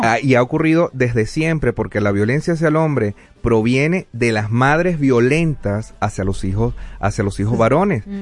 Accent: Venezuela; moved away; soy venezolano, tengo el privilegio de haber nacido en la tierra de Simón Bolívar

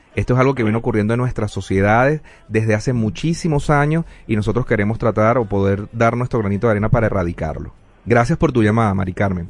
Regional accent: Venezuela; moved away; soy venezolano, tengo el privilegio de haber nacido en la tierra de Simón Bolívar

